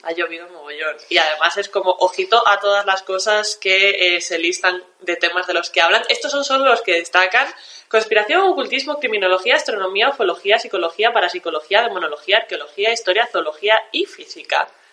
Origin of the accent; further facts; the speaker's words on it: Galicia, Spain; mi mensaje desde aquí como gallega